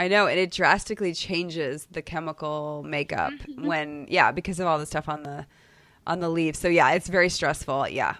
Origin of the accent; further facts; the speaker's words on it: Chicago, Illinois, United States; also born or lived in Boston, Massachusetts; now in Dallas, United States; I grew up in Chicago and then a suburb of Boston